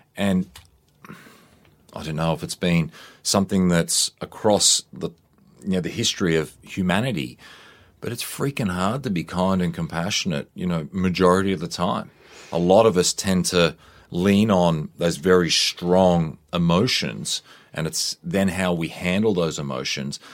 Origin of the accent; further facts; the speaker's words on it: Queensland, Australia; I grew up in Queensland, a youngster.